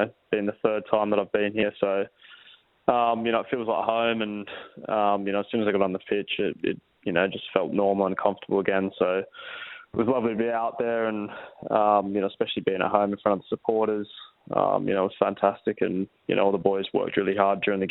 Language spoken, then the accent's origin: English; Perth, Western Australia, Australia; playing for my hometown club